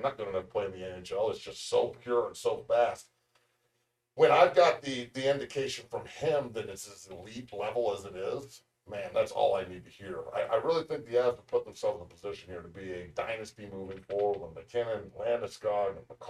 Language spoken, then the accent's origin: English; the Bay Area, California, United States; I'm from the Bay.